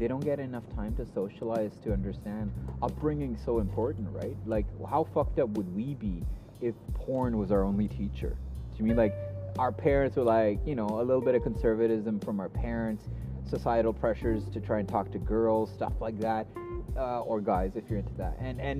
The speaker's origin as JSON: {"language": "English", "country": "Canada", "said": "We call it a toque. Do you guys call it toque? That's as weirdly Canadian."}